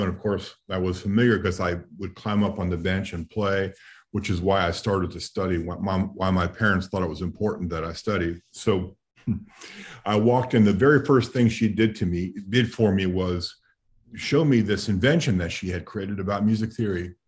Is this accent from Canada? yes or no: no; New York City, New York, United States; I grew up in New York City